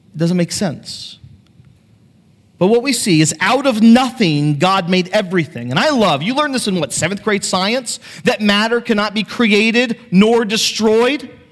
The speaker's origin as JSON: {"language": "English", "country": "United States", "tie": "born or raised there", "said": "I grew up on the Chesapeake Bay"}